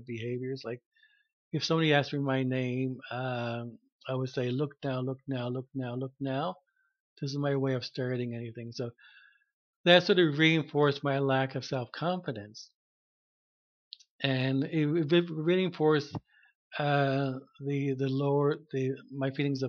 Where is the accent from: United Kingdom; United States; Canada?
Canada; Harbour Grace, Newfoundland and Labrador; now in Mount Pearl, Canada; I'm from Newfoundland, a small town in Harbor Grace. And I was raised in a Catholic family.